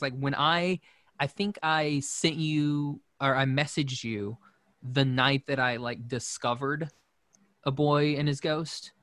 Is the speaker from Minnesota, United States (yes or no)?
no; Shawnee, Oklahoma, United States; I grew up in Shawnee, Oklahoma, which is a, you know, kind of a small town